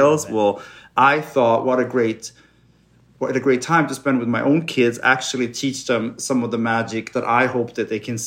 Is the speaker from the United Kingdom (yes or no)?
no; Sweden; English is a second language; now in Los Angeles, United States; growing up in cold, dark Sweden